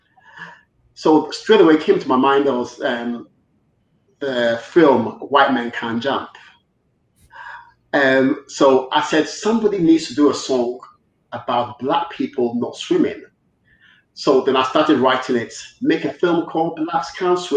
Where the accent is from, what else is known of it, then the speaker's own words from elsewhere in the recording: Ghana; now in United Kingdom; I was brought up in Ghana. I went to Ghana when I was 7